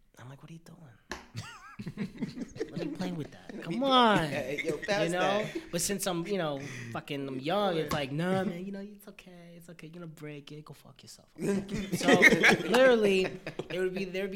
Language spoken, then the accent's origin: English; New York City, New York, United States; I came out the womb on Upper East Side